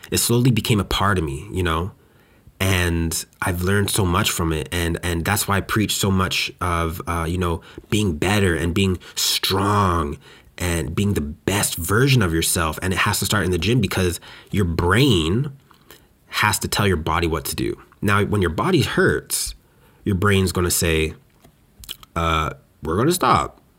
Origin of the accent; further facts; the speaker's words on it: West Coast, Canada; now in Montreal, Canada; Now, when I came out from West Coast Canada to here in Montreal, it was painful